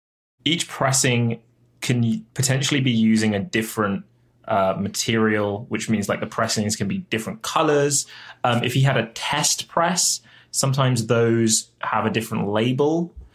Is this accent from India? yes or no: no; United Kingdom; I'm British.